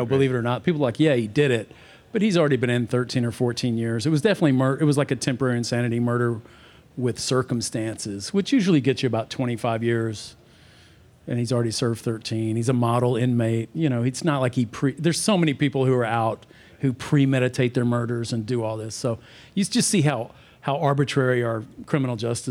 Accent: East Texas, United States; growing up in East Texas

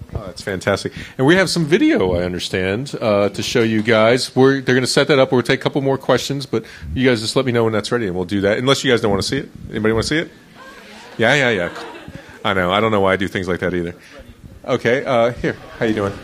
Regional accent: Florida, United States; I grew up in Florida

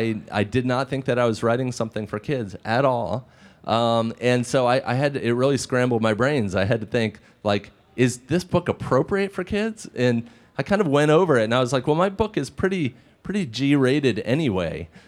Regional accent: Maryland, United States; that's my nod to my home state of the University of Maryland, or Maryland, where I went to school at the University of Maryland.

